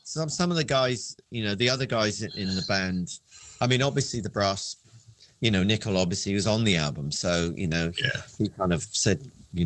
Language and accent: English; London, United Kingdom; I grew up in Wimbledon, which is quite a green, you know, there's Wimbledon Common and Richmond Park. It's a very green